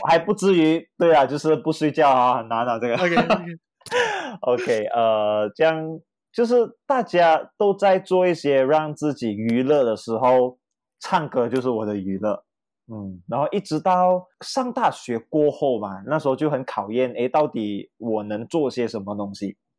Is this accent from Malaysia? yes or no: yes; Kemaman, Terengganu, Malaysia; 我家是来自海归的宝岛哦，登嘉楼葛满满，然后很多绝大部分的亲戚都是来自于呃怡保